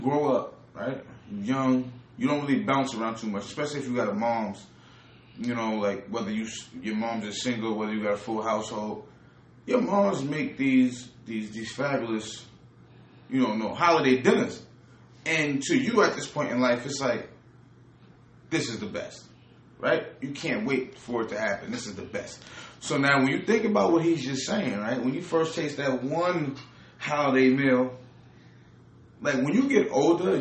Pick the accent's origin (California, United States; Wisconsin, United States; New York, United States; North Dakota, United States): New York, United States; New York City; I'm from Brooklyn, New York.